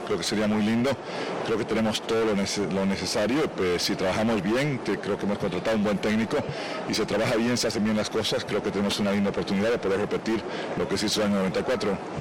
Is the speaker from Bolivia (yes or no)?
yes; Bolivia